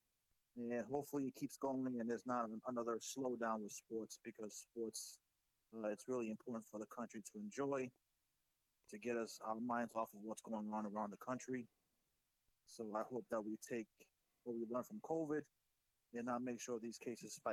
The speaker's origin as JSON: {"language": "English", "region": "New York", "country": "United States", "moved": "yes", "said": "I'm from New York originally."}